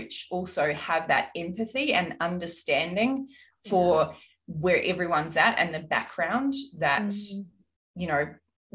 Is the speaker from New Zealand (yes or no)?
yes; Auckland, New Zealand; I grew up in South Auckland